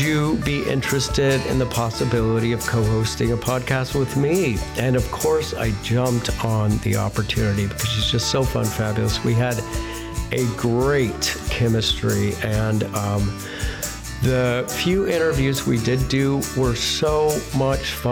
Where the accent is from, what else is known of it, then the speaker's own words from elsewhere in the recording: Roswell, New Mexico, United States; moved away as an adult; also born or lived in Dallas, Texas / Hollywood, California; Born and raised in Roswell, New Mexico, but my mom was from Dallas